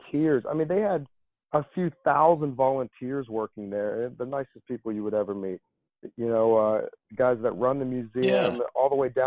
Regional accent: Beaver Falls, Pennsylvania, United States; I'm from Beaver Falls

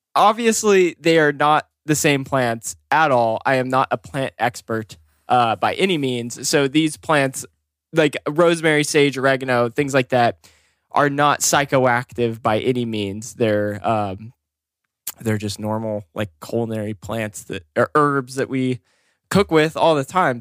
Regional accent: Oregon, United States; I was born and raised in Oregon

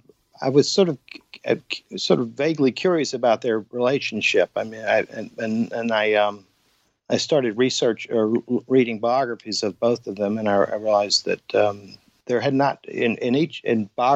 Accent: Atlanta, Georgia, United States; also born or lived in Savannah / San Francisco / New York City / Paris; Well, I'm from Atlanta, where I'm living now. But I was living in places like Savannah and San Francisco and New York City and Paris and Berkeley. And then I moved back to my hometown in the late 80s

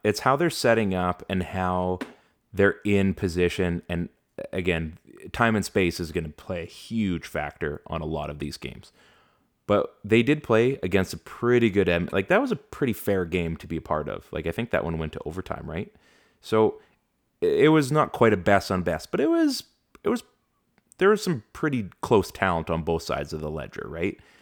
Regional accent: Canada; I've grown up, you know, we've we've grown up in Canada

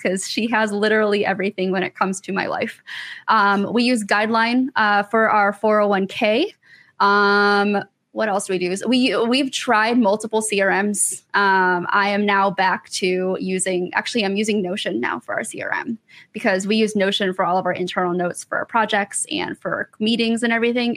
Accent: Michigan, United States; now in Atlanta, United States; I'm originally from Michigan. I live in Atlanta now

